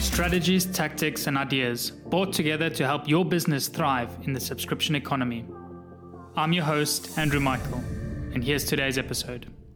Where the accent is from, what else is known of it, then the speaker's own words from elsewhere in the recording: South Africa; also born or lived in Copenhagen / Boulder, Colorado; now in Cyprus; I grew up in South Africa. I've been living in Cyprus for the last eighteen, nineteen years now